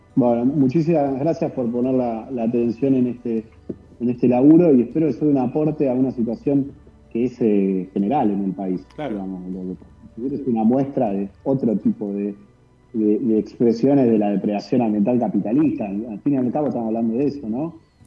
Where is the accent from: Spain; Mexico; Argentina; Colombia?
Argentina; Buenos Aires; now in Chubut, Argentina; yo soy de Buenos Aires, sí. yo en realidad nací en Buenos Aires, estoy viviendo acá